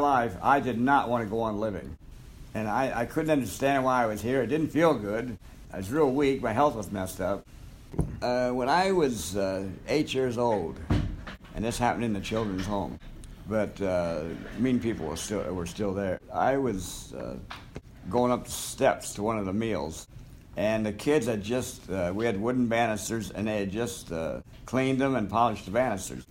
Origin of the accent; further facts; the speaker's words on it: Marion, Ohio, United States; I was born in 1938 in Marion, Ohio. And at 6 months, I was abandoned overnight on the doorsteps of the Marion County Children's Home